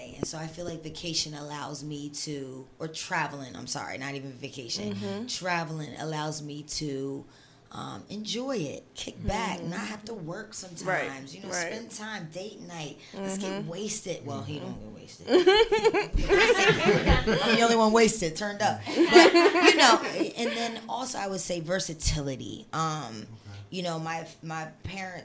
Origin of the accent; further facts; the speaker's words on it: Swedesboro, New Jersey, United States; I'm from South Jersey. I'm from a little town called Swedesboro